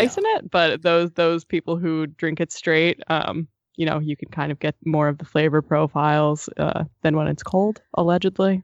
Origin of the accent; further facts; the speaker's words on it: East Coast, United States; I grew up on the East Coast